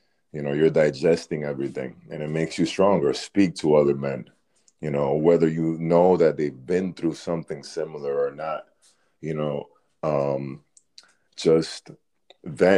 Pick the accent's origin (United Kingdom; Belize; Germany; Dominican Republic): Dominican Republic; being from a Caribbean country, you know, I'm from the Dominican Republic